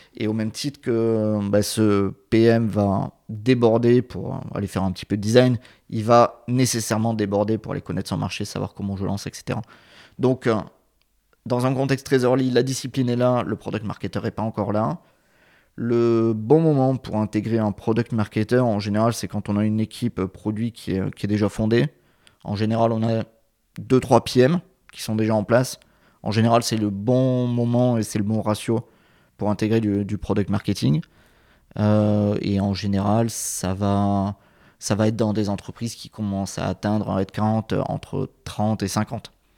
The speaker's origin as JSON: {"language": "French", "region": "south of France", "country": "France", "tie": "born or raised there", "moved": "yes", "said": "je suis originaire du, sud de la France"}